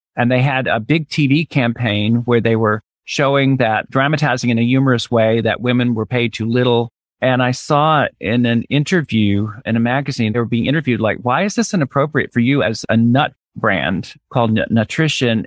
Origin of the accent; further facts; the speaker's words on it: Birmingham, Alabama, United States; moved away as an adult; also born or lived in Tennessee / New York; I'm originally from the Deep South, from, grew up in Birmingham, Alabama